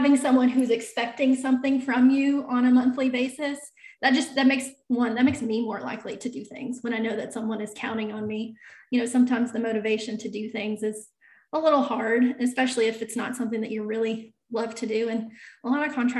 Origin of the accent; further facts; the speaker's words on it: North Carolina, United States; I was the controller for pretty good sized manufacturer here in my hometown